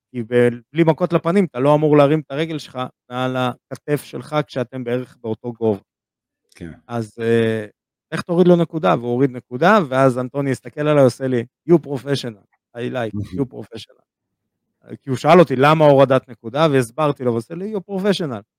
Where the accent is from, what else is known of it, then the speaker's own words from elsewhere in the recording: Israel; הדבר הראשון שאני צועק לה, ניקה, בכל המלון, כי אנחנו ישראלים.